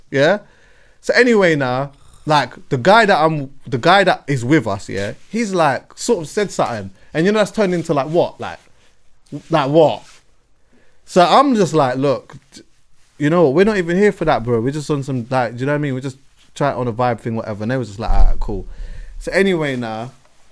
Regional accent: London, United Kingdom; I'm from West

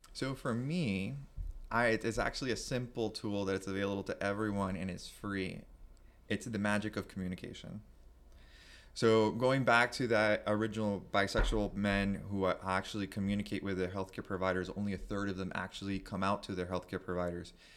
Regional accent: Miami, Florida, United States; growing up in, or boy at that time, growing up in Miami to a Cuban family, first generation

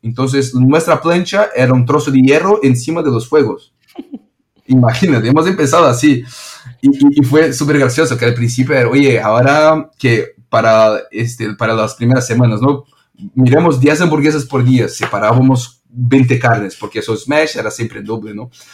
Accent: São Paulo, Brazil; Spanish is a second language; moved away as an adult; now in Barcelona, Spain; soy brasileño y de São Paulo

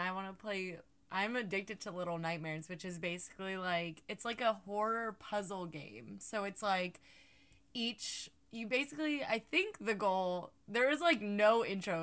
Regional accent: Georgia, United States; moved away; the booty state where I come from

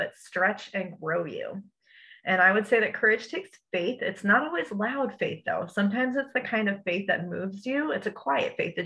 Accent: New Jersey, United States; now in Bradenton, United States; I'm a Jersey girl. I'm originally from New Jersey.

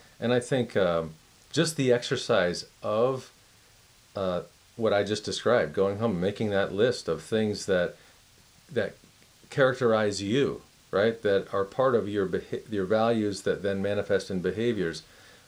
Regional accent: Miami, Florida, United States; I'm from Miami

